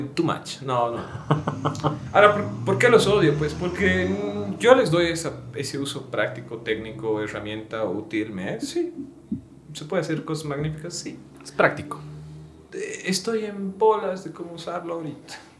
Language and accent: Spanish; Sucre, Chuquisaca, Bolivia; now in Cochabamba, Bolivia; Yo soy de Sucre